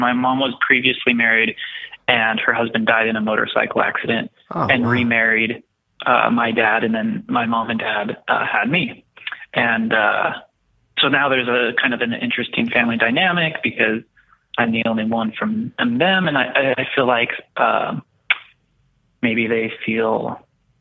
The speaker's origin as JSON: {"language": "English", "region": "Texas", "country": "United States", "tie": "born or raised there", "said": "I was born and raised in Texas in a very small town"}